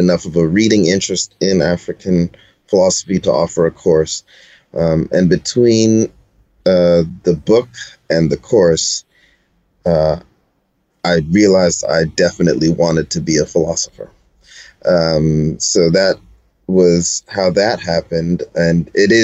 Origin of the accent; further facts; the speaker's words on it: Toronto, Ontario, Canada; I'm from Toronto, Ontario